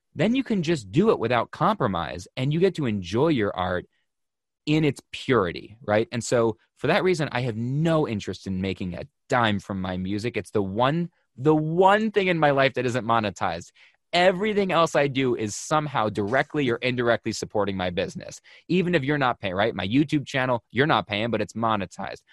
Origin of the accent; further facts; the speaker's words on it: Buffalo, New York, United States; now in Connecticut, United States; I'm from Buffalo, which may as well be a Canadian colony. We grew up, grew up fifteen minutes from the border